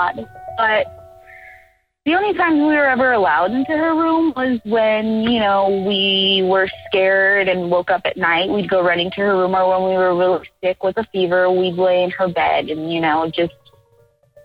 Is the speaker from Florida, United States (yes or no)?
yes; Miami, Florida, United States; now in Austin, United States; We're originally from Florida, Miami, Florida